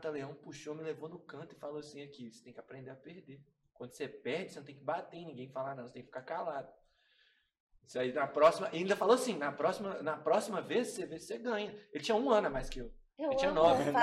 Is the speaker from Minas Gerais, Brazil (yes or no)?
yes; Minas Gerais, Brazil; Eu cresci é, vivendo na rua. Eu sou, eu sou lá do Califórnia. Pouco, eu moro em Sagrada Família agora, mas tem quatro anos só.